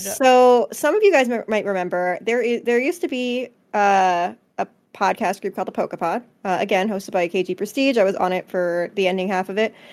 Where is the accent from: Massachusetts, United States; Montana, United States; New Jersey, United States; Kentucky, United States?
New Jersey, United States; I'm from Jersey.